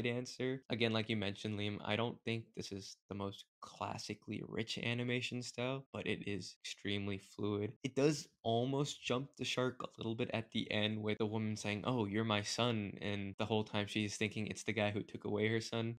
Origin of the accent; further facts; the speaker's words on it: India; I am also Indian